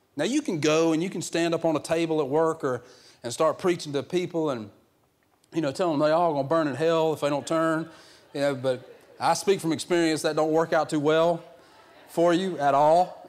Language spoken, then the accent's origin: English; the South, United States; I'm from the real South where we, we call everything a Coke